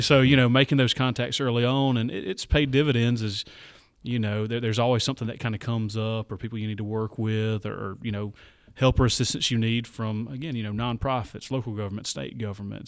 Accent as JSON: {"language": "English", "town": "Barnesville", "region": "Georgia", "country": "United States", "tie": "born or raised there", "also_born_or_lived": "Carrollton, Georgia", "moved": "as an adult", "lives_now": "Anderson, United States", "said": "I grew up about fifty miles south of Atlanta"}